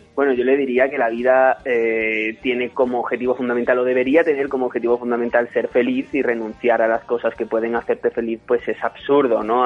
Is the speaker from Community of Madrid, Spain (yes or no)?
no; Torremolinos, Andalusia, Spain; yo soy andaluz y allí tenemos muchísima tradición familiar. Cada fin de semana yo iba del pueblo a, digamos, mi ciudad y más establecida que era Torremolinos